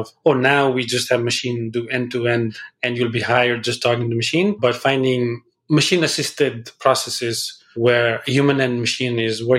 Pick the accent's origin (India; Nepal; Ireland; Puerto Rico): Nepal; moved away; I grew up in Nepal, so I speak Nepali as well.